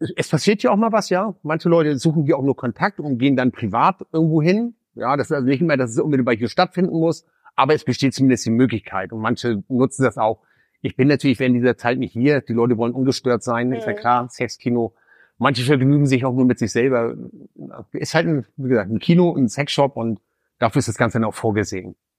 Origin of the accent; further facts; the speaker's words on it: Hamburg, Germany; moved away as an adult; also born or lived in Lübeck; now in Nuremberg, Germany; ich komme ursprünglich aus Lübeck, bin aber in Hamburg groß geworden